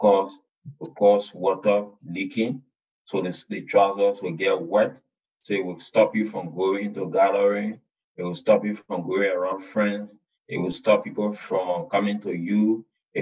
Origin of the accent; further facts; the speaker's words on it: Lofa County, Liberia; from Lofa County